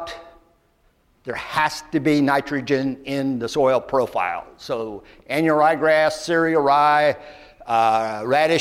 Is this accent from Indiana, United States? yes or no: yes; Lafayette, Indiana, United States; I'm from Lafayette, Indiana